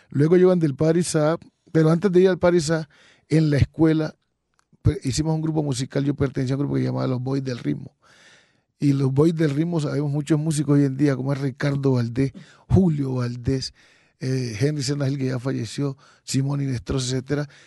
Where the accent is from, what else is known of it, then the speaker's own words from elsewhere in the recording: Quito, Pichincha, Ecuador; born there; Sí, yo nací en Quito, en el barrio El Silencio. Es un barrio que hoy en día se puede considerar un barrio musical